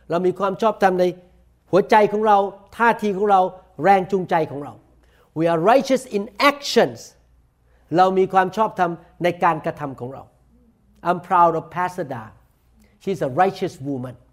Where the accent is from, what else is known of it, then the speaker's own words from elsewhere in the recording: Thailand; accent: Thai; now in United States; but I am American citizen by position แต่โดยตำแหน่งผมเป็นชาวอเมริกัน I still speak English with accent I cannot speak like American people I have accent Thai accent